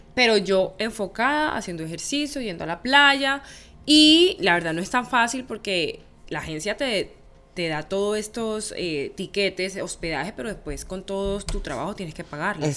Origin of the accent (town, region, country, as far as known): San Andrés, San Andrés and Providencia, Colombia; moved away as an adult